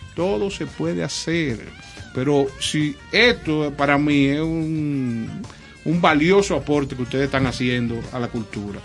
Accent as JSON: {"language": "Spanish", "country": "Dominican Republic", "said": "somos como República Dominicana"}